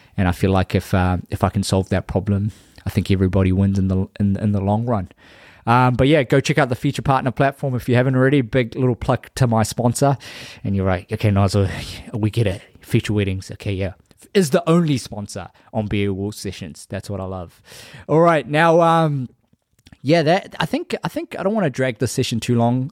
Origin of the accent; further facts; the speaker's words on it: Labasa, Northern Division, Fiji; moved away; my hometown, Lambasa